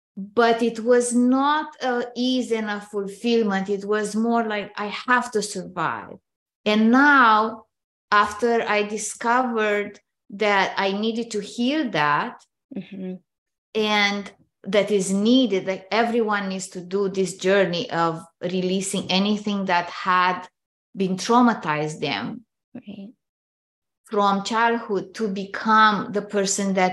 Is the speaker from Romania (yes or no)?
yes; Romania; moved away as an adult; now in Canada; I grew up in Romania, which is a communist country